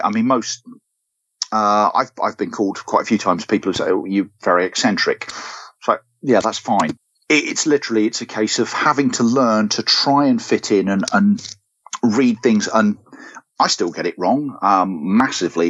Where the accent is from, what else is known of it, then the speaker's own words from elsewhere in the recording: United Kingdom; now in Devon, United Kingdom; I'm from the Midlands originally